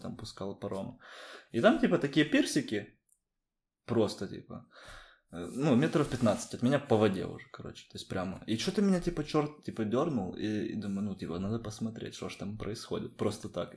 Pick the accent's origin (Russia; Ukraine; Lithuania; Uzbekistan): Ukraine; moved away as an adult; now in Lisbon, Portugal; Я говорю, с Украины